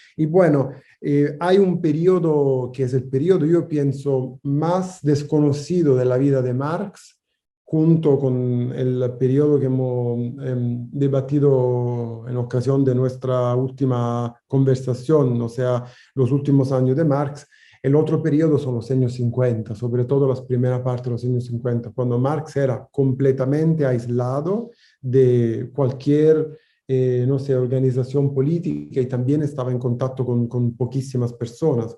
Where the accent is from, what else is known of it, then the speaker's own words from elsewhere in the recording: Italy; Spanish is a second language; moved away; países donde yo nací, Italia o Francia o Alemania